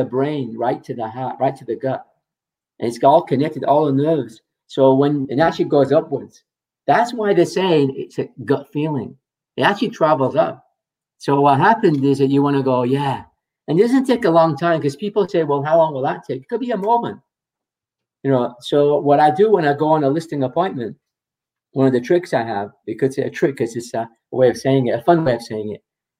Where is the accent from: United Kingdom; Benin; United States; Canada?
United Kingdom; England; moved away; I'm from England, you know, so I say garage. I say tomato